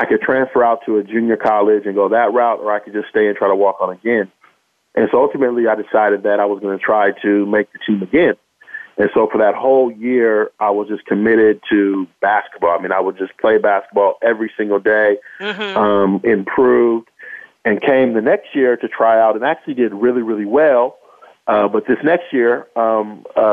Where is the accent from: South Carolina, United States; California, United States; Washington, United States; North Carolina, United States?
California, United States; Bay Area, Northern; moved away as an adult; now in Los Angeles, United States; I actually grew up in Northern California. So I was raised in the Bay Area for the first 18 years